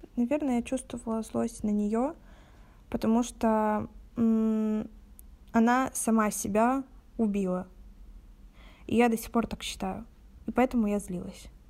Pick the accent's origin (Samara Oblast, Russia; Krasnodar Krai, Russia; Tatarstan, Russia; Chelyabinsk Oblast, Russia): Krasnodar Krai, Russia; Novorossiysk; мне 18, и я из города Новороссийска